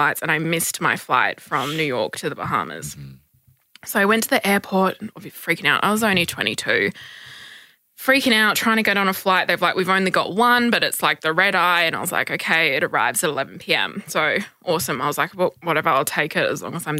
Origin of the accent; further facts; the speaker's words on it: Perth, Western Australia, Australia; moved away as an adult; now in Sydney, Australia; I am originally from Perth, and I've been living in Sydney for the last 2 years